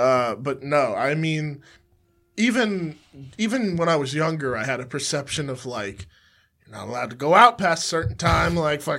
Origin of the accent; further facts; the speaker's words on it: Jersey City, New Jersey, United States; also born or lived in Newark; But I know I was born in the city there. Raised in Jersey City, and then when my family saw the school system at the time, they were like, absolutely not. Time for the suburbs.